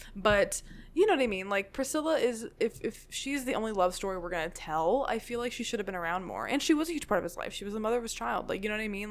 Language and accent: English; Memphis, Tennessee, United States; I'm from Memphis